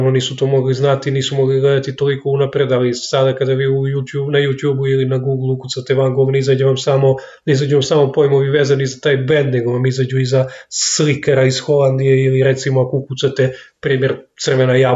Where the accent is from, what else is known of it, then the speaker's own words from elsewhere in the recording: Knjaževac, Zaječar District, Serbia; dolazim iz Knjaževca